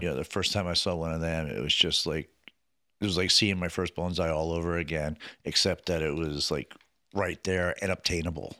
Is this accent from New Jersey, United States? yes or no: yes; New Jersey, United States; moved away as an adult; also born or lived in Venice, California; I grew up in New Jersey.